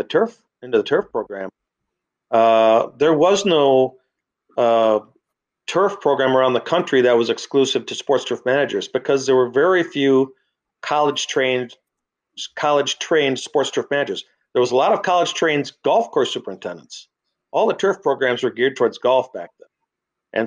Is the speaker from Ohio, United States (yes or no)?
no; Madison, Wisconsin, United States; moved away as an adult; also born or lived in Baltimore, Maryland; I came back here to where I grew up here in Madison, Wisconsin